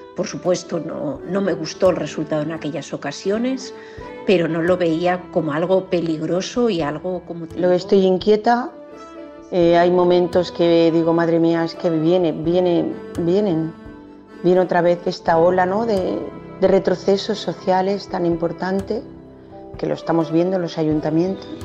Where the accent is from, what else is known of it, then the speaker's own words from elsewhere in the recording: Valladolid, Castile and León, Spain; moved away as an adult; now in Lisbon, Portugal; soy de Valladolid, pero resido en Lisboa, en Portugal.